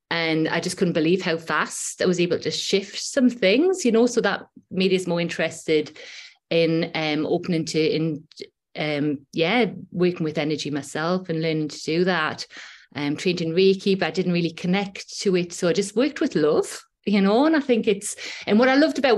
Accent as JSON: {"language": "English", "town": "Newcastle upon Tyne", "region": "North East England", "country": "United Kingdom", "accent": "Geordie", "lives_now": "Whitley Bay, United Kingdom", "said": "I'm from Newcastle upon Tyne. I live in Whitley Bay now, which is just on the coast."}